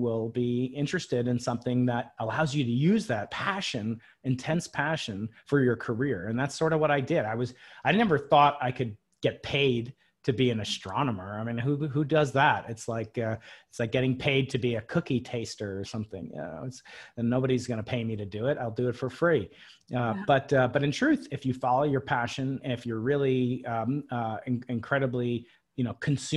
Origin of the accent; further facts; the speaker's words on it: Long Island, New York, United States; I grew up outside New York City on Long Island